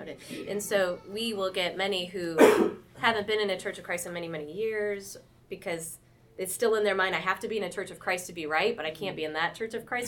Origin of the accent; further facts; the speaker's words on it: St. Louis, Missouri, United States; moved away as an adult; also born or lived in North Carolina; now in Fayetteville, United States; I grew up in St. Louis, but the military brought us to Fort Bragg area in North Carolina about 20, well, in 2000.